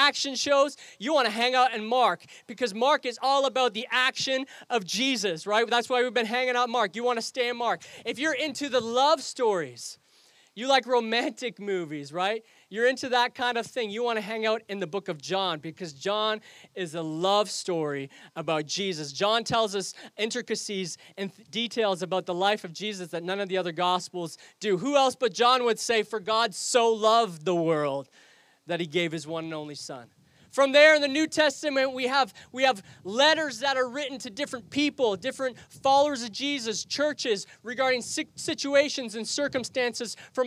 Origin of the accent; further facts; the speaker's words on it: Canada; accent: Canadian; also born or lived in England; I moved here at the ripe old age of 2 years old